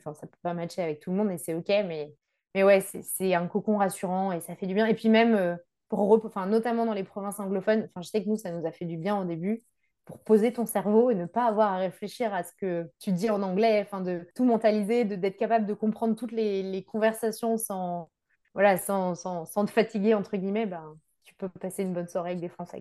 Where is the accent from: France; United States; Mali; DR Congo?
France; Brittany; moved away as an adult; also born or lived in Quebec; now in Vancouver, Canada; je suis bretonne, je pense que ça explique pas mal de choses. On est, euh, une, on va dire, une, région de grands voyageurs